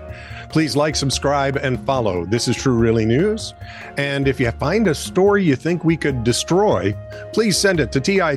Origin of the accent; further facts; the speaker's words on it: Kansas, United States; born there; I was born in Kansas, yeah. And I lived there for a couple of years when I was older.